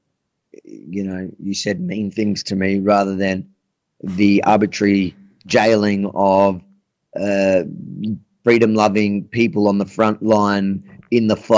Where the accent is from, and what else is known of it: Australia